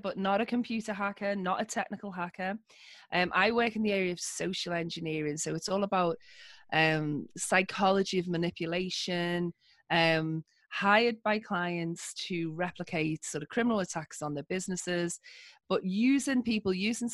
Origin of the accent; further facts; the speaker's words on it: Liverpool, North West England, United Kingdom; accent: northern; I grew up in a part of the UK called Liverpool, okay. Which is why you can hear my rich northern